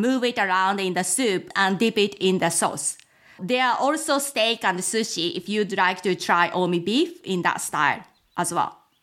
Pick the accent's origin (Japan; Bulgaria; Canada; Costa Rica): Japan; also born or lived in United Kingdom / Tokyo, Japan / Gifu Prefecture, Japan; I'm originally from Japan, in fact, not too far from where I currently live.